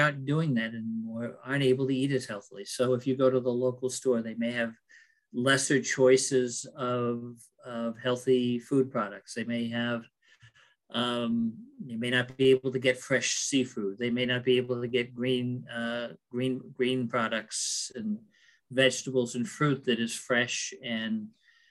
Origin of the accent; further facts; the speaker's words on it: Lebanon, United States; growing up in Lebanon during the 60s and 70s